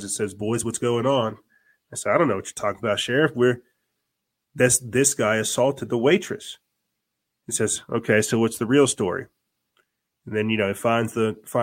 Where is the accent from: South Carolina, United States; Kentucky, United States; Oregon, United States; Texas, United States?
South Carolina, United States; I am from South Carolina